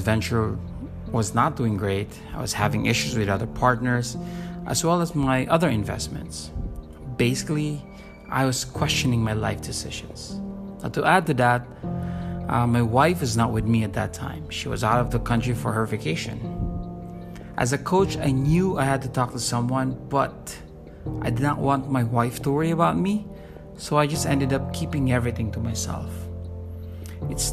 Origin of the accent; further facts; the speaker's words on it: Manila, Metro Manila, Philippines; from Manila, Philippines.